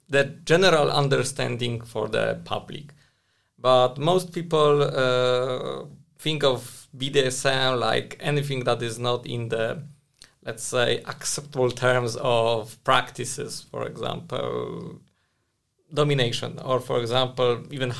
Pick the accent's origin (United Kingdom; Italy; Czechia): Czechia; Prague; I'm from Prague